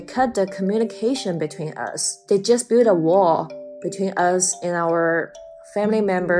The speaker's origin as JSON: {"language": "English", "region": "Shanghai", "country": "China", "moved": "yes", "lives_now": "Houston, United States", "said": "I am from Shanghai, China, and right now I live in Houston, Texas."}